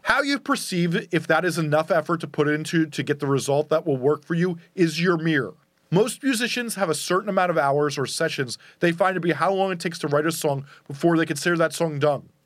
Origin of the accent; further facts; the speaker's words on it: New York, United States; accent: New York; my New York accent